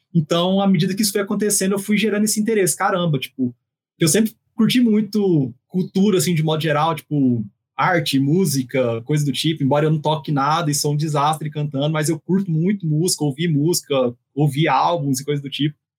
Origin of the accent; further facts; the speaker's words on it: Goiânia, Goiás, Brazil; sou goiano de Goiânia